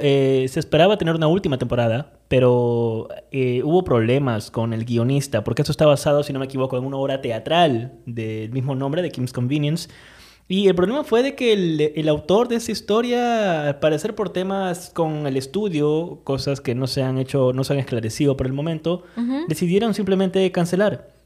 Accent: Peru; Estamos en Perú actualmente y pues nada, bueno, igual, por más que donde estemos, nuestro pasaporte sigue siendo peruano

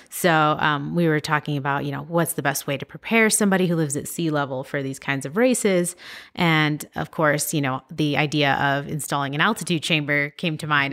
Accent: San Diego, California, United States; I grew up in San Diego

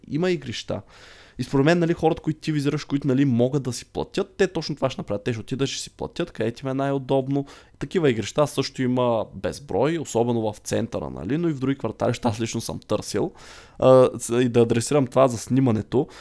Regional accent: Targovishte, Targovishte Province, Bulgaria; now in Sofia, Bulgaria; аз не съм от София, от търговище съм. И когато израсвах, там наистина нямаше игрища.

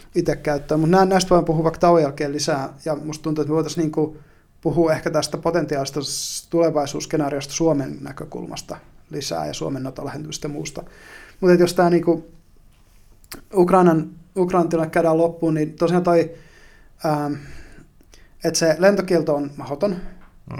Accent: northern Finland, Finland; kun mä oon pohjois kotoisin, niin se maakunta ei ole mitään muuta kuin suota

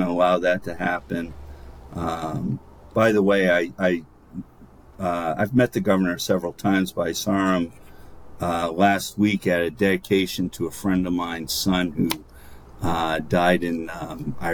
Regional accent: Laconia, New Hampshire, United States; grew up in Laconia, and Laconia was famous for its state school.

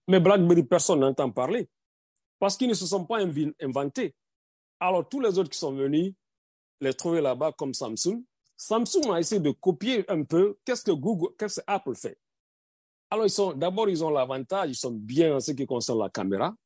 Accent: Guinea; moved away as an adult; now in United States; Je suis guinéen américain, pas le, pas le sens contraire. Je suis d'abord guinéen.

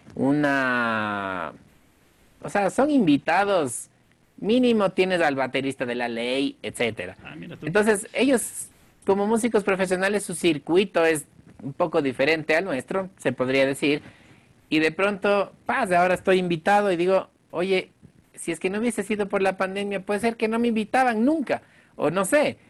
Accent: Quito, Pichincha, Ecuador; soy el único quiteño dentro de esta producción lojana

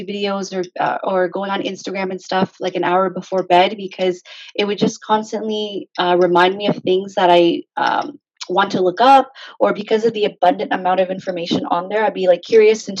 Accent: Hamilton, Ontario, Canada; I grew up in Hamilton, technically. I was born and raised there.

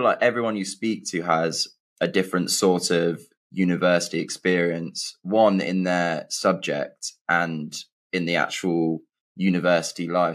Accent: England, United Kingdom; I'm from England and I went to uni in England

